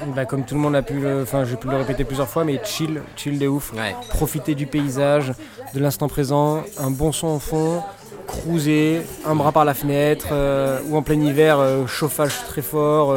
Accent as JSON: {"language": "French", "town": "Marseille", "region": "Provence-Alpes-Côte d'Azur", "country": "France", "said": "moi, en tant que bon Marseillais"}